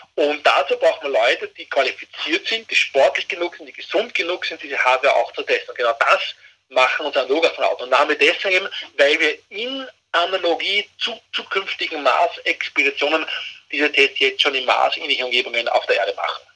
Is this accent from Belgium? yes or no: no; Austria; bei uns in Österreich